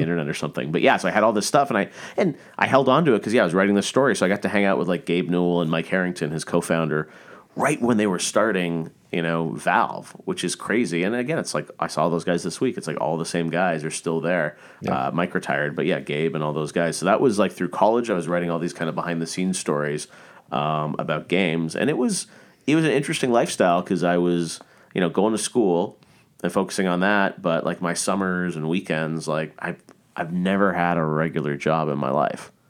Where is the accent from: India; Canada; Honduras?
Canada; Toronto, Ontario; I started as a kid growing up in Canada.